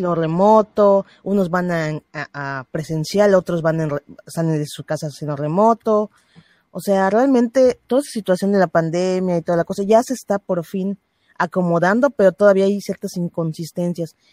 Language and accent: Spanish; Mexico; yo soy mexicana